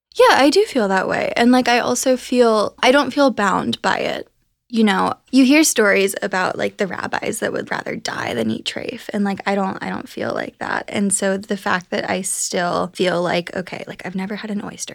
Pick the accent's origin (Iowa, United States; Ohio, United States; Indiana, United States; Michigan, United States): Ohio, United States; now in New York, United States; I'm from Ohio